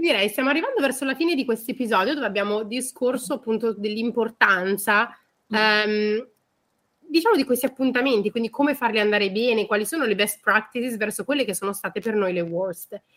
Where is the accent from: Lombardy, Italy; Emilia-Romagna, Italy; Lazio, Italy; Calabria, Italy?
Lombardy, Italy; Milan; Ve lo dico io da milanese